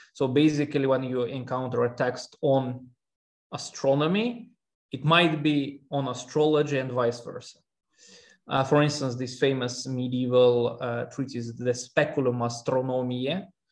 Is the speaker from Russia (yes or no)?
yes; Russia; moved away; also born or lived in Armenia; I'm originally from Armenia, um, and, but I grew up in Russia.